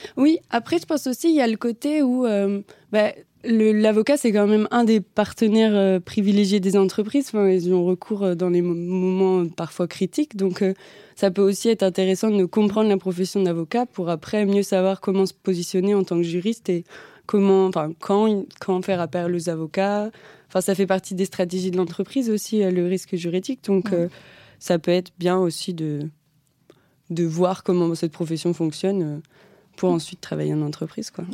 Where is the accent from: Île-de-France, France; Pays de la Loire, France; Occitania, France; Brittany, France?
Pays de la Loire, France; Mortagne-sur-Sèvre; moved away as an adult; now in Paris, France; je viens de Vendée, donc voilà, je suis arrivée à Paris il n'y a pas si longtemps que ça.